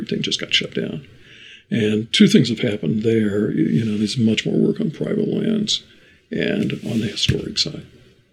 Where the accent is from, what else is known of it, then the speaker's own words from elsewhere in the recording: Indiana, United States; I grew up in Indiana.